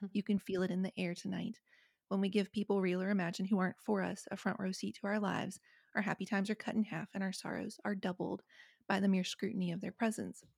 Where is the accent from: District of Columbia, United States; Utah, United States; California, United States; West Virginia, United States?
West Virginia, United States; Appalachia; I grew up in West Virginia, I grew up in Appalachia